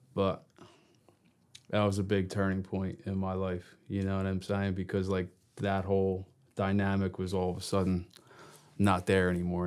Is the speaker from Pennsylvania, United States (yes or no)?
no; Brooklawn, New Jersey, United States; also born or lived in Gloucester City, New Jersey; I was born in Gloucester City, but I, s- I spent most of my childhood next town over in Brooklawn, Brooklawn, New Jersey.